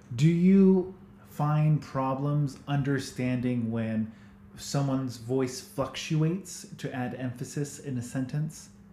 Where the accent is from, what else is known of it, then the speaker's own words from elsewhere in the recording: United States; accent: American; moved away as an adult; now in New Zealand; I was American, not just by my accent